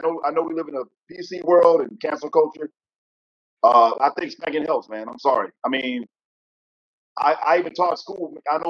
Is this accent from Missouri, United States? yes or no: no; Jackson, Mississippi, United States; I grew up in Jackson, Mississippi.